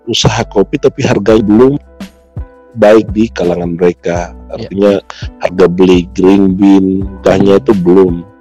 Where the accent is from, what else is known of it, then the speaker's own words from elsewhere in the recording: Highland Papua, Indonesia; first language Lani; Indonesian is a second language; bahasa daerah semua, bahasa oh. daerah saya terutama itu bahasa Lani.